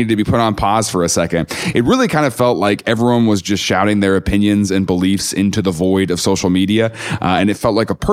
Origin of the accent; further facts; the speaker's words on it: the Bible Belt, United States; I grew up in the Bible Belt